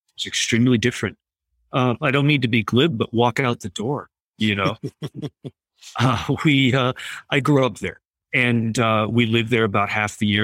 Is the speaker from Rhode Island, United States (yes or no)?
yes; Providence, Rhode Island, United States; moved away; also born or lived in Riverton, Connecticut; my hometown